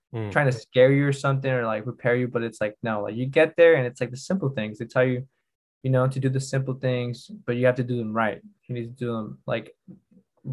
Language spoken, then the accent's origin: English; United States; also born or lived in Spain; now in Madrid, Spain; as an American player